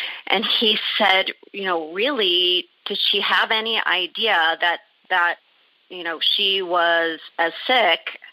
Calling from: Los Angeles, California, United States; I'm calling from Sherman Oaks, California

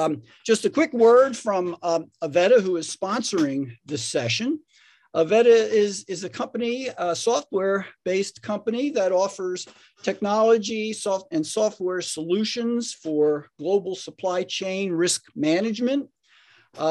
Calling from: Raleigh, North Carolina, United States; I'm joining you from Raleigh, North Carolina, and Ed's coming from Atlanta.

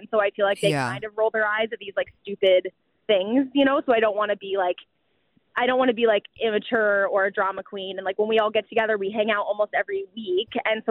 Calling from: New York, United States; I'm calling from New York. I'm standing on a crazy, busy street.

